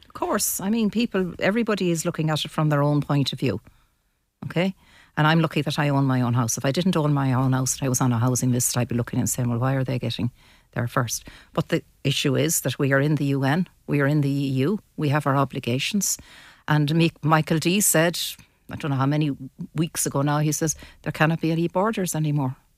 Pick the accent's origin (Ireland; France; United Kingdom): Ireland; Mayo, Connacht; now in Sligo, Ireland; And I'm not from Sligo, I'm from Mayo.